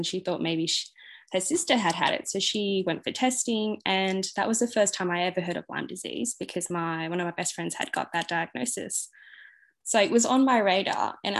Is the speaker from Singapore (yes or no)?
yes; Singapore; born there; I was actually born in Singapore, and I moved around a lot.